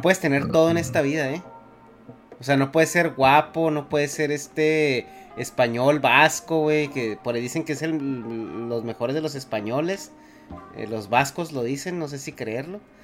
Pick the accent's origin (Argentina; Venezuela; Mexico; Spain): Mexico; yo de México